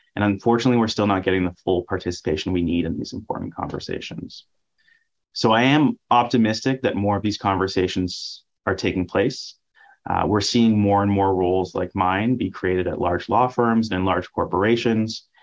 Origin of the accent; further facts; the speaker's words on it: Ottawa, Ontario, Canada; I'm from Ottawa, very proud of that fact.